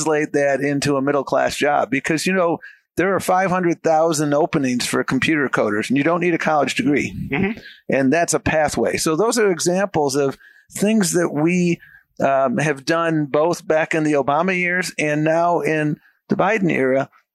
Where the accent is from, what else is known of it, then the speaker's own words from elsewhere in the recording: Buffalo, New York, United States; moved away; I grew up in Buffalo, New York